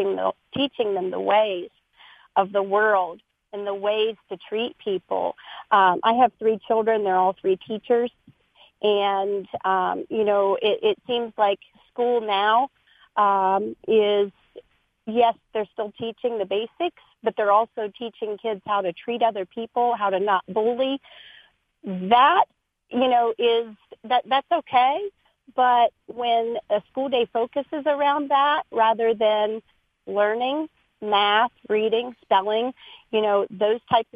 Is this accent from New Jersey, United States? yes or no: no; Ohio, United States; I grew up in Ohio